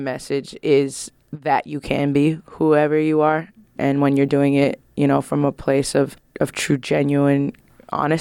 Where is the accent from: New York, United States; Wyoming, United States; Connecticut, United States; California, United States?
California, United States; San Francisco; I'm from San Francisco, California